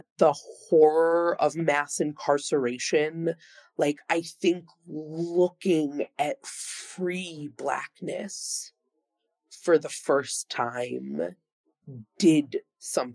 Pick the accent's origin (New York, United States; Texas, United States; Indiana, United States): New York, United States; Long Island; now in New York City, United States; I grew up on Long Island in a reasonably diverse